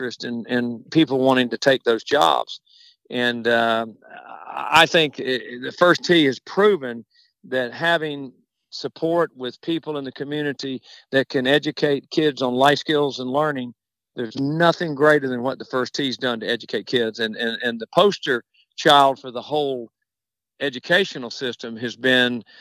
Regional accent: Macon, Georgia, United States; I was born in Macon, Georgia.

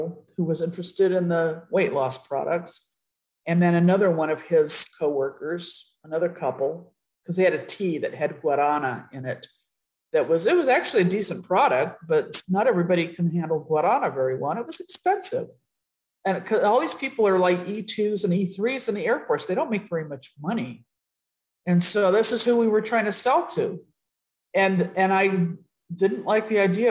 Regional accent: Riverside, California, United States; moved away as an adult; also born or lived in San Jose, California / San Antonio, Texas / Utah; we get sent to Riverside back to my hometown

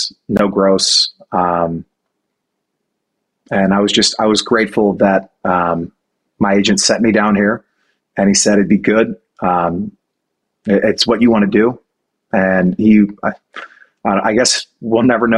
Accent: New Orleans, Louisiana, United States; my hometown of New Orleans

